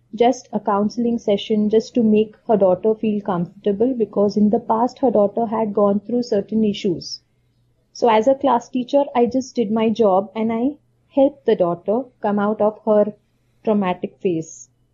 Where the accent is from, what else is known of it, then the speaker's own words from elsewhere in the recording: India; being from an Indian uh, typical traditional not an orthodox